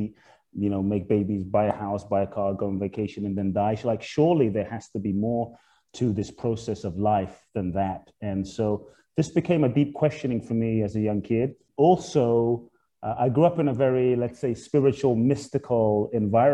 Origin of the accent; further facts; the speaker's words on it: London, United Kingdom; also born or lived in Ghana; I was born in Ghana, West Africa. My father's from Ghana. My mother's Japanese. I grew up in London. We're just speaking. I grew up in Peckham, Dulwich, Brixton, Camberwell, South London